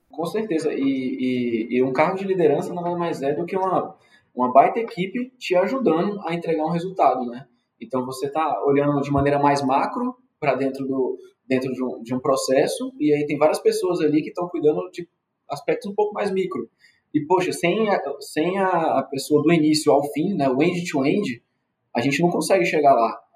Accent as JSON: {"language": "Portuguese", "town": "Brasília", "region": "Federal District", "country": "Brazil", "moved": "as an adult", "lives_now": "Belém, Brazil", "said": "Eu sou de Brasília. No momento agora eu estou morando em Belém do Pará"}